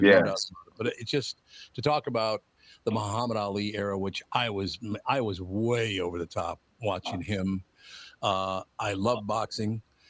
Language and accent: English; Minneapolis, Minnesota, United States; I grew up in North Minneapolis.